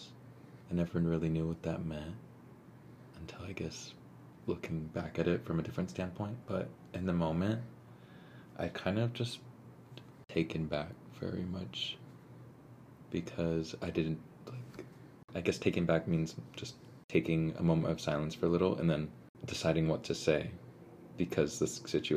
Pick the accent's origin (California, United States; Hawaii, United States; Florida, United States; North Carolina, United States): California, United States; Valley Center; My tribal affiliation is I am from Rincon Band of Luiseno Indians up in Rincon Valley Center area, California.